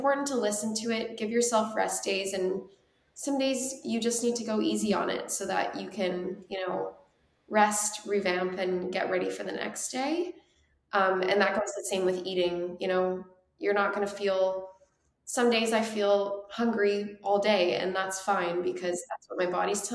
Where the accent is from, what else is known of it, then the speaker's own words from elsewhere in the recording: Calgary, Alberta, Canada; moved away as an adult; also born or lived in London, Ontario; now in Toronto, Canada; I'm from Calgary, and I fell in love with Toronto after going to school at Western and working here